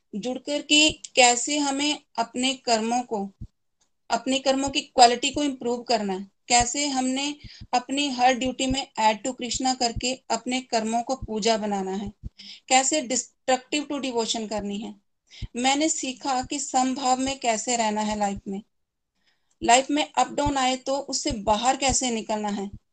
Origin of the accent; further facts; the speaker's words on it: Chamba, Himachal Pradesh, India; चंबा से बिलोंग करती हूँ